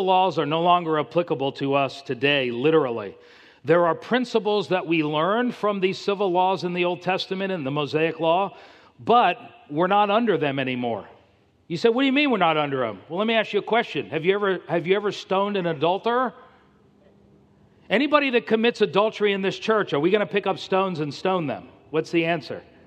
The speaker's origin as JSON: {"language": "English", "town": "Miami", "region": "Florida", "country": "United States", "said": "I'm from Miami."}